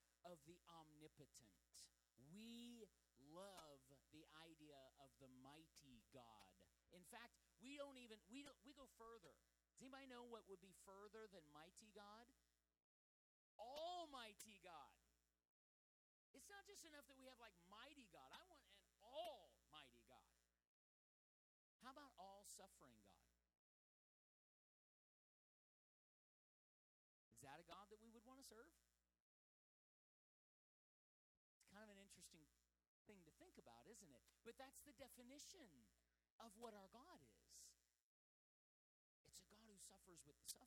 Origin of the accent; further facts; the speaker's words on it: United States; as an American